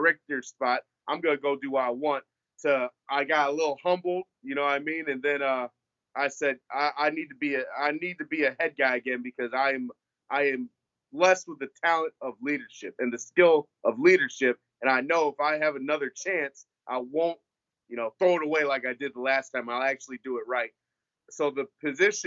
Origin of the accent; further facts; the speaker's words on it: Akron, Ohio, United States; moved away as an adult; also born or lived in Buffalo; now in Statesboro, United States; I'm from Akron, Ohio